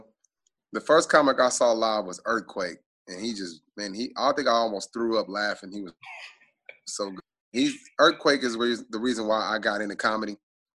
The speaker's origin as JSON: {"language": "English", "town": "Tulsa", "region": "Oklahoma", "country": "United States", "tie": "born or raised there", "said": "I have a huge following in Tulsa, where I'm from"}